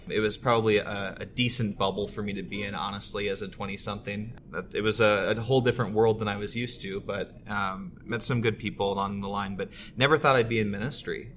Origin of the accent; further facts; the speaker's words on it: Twin Cities, Minnesota, United States; I grew up here in the Twin Cities